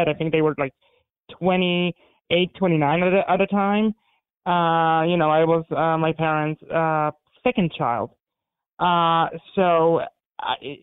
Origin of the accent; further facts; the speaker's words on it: Warsaw, Masovian Voivodeship, Poland; first language Polish; English is a second language; also born or lived in Hungary; now in United States; I was born in Warsaw, Poland. And I grew up in the 80s, right in the middle of communism.